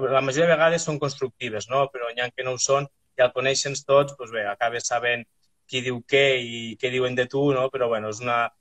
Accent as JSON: {"language": "Catalan", "town": "Arnes", "region": "Catalonia", "country": "Spain"}